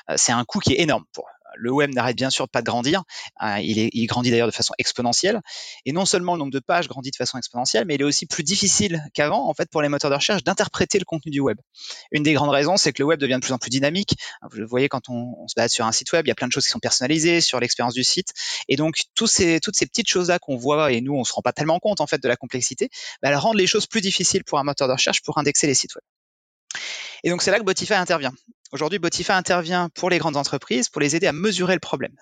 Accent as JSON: {"language": "French", "area": "near the Luxembourg border", "region": "Grand Est", "country": "France", "tie": "born or raised there", "also_born_or_lived": "Paris, France", "moved": "as an adult", "lives_now": "New York, United States", "said": "je suis originaire du, euh, du nord-est de la France, près de la frontière luxembourgeoise. Euh, j'ai vécu, j'ai grandi dans une ville de, de 10 000 habitants"}